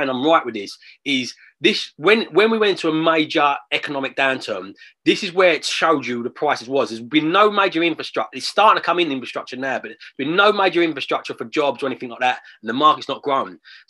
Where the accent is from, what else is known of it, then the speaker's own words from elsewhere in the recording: London, United Kingdom; I'm from London. I've born there. I love London. I live on the outskirts of it still now. Love the city.